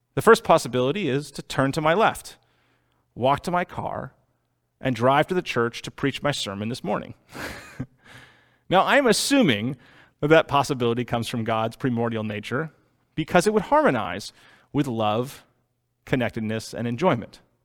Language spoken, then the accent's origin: English; Boston, Massachusetts, United States; I was born in Boston